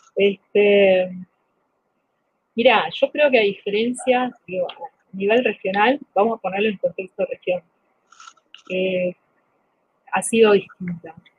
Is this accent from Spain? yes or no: no; Bolivia; now in Argentina; somos Bolivia, de 10 millones, 4 o 5 millones estamos fuera